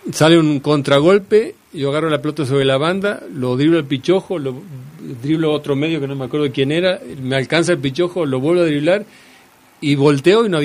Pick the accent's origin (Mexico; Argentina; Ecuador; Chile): Mexico; para mí el mejor medio que he visto de contención acá en México como mexicano.